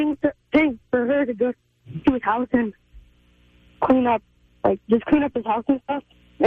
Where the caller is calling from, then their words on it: Indio, California, United States; I'm a viewer from Indio, California, and I watch you guys every morning